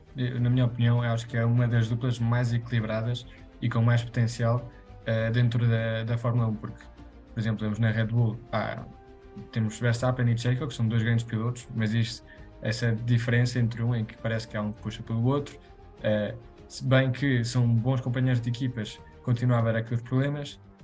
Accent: Spain; eu sou espanhol

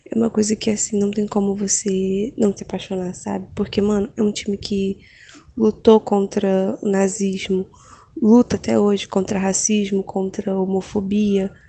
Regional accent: Belo Horizonte, Minas Gerais, Brazil; tenho 22 anos e sou de Belo Horizonte

